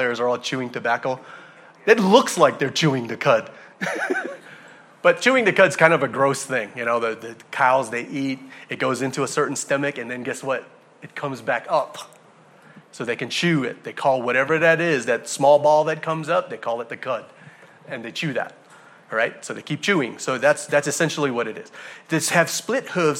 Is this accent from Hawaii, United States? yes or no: yes; Hawaii, United States; I'm from Hawaii. We pride ourselves in believing that anything in the ocean, alive or dead, is eaten by us. Right? People from Hawaii, we eat everything in the ocean.